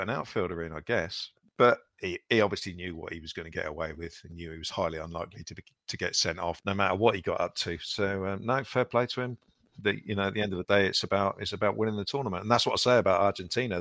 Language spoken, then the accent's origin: English; England, United Kingdom; we're English